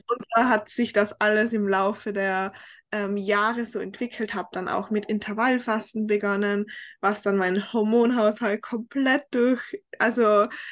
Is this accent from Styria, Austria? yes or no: no; Tyrol, Austria; accent: Tyrolean dialect; moved away as an adult; now in United States; ich komme ursprünglich aus Österreich, also aus Tirol. Ich habe eigentlich einen sehr starken Dialekt